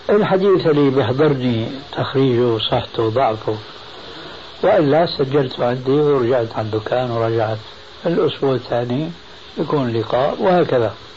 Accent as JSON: {"language": "Arabic", "country": "Syria", "said": "المدارس القديمة عندنا في الشام"}